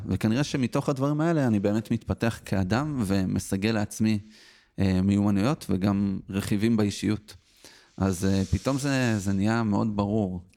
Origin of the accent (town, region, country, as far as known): Petah Tikva, Central District, Israel; born or raised there